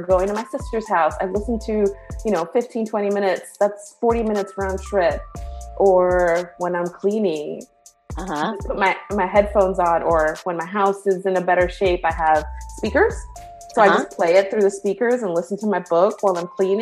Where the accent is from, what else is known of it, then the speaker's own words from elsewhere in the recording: Rhode Island, United States; moved away as an adult; also born or lived in Bronx, New York; now in North Carolina, United States; I grew up from 3 to 18 in Rhode Island. So for better or for worse, Rhode Island is home.